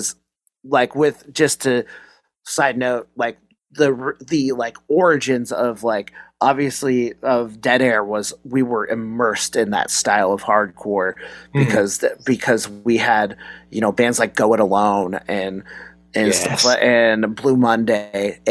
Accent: Pacific Northwest, United States; I grew up like in the Pacific Northwest.

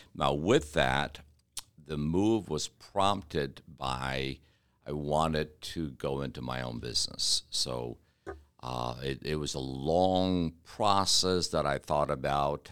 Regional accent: Detroit, Michigan, United States; now in Kentucky, United States; I'm from Detroit

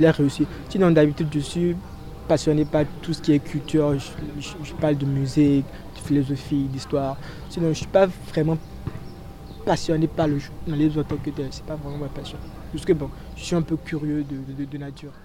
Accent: Benin; now in Senegal; je suis béninois

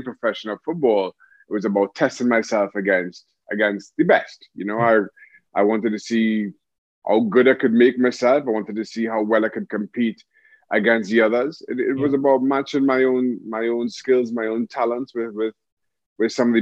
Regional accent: Diego Martin, Trinidad & Tobago; moved away; also born or lived in England; Grew up in Diego Martin, played football all my life, St. Mary's College

